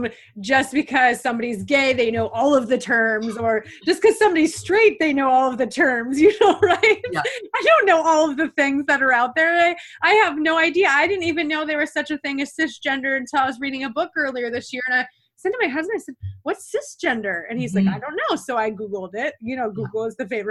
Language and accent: English; upstate New York, United States; I'm from like upstate New York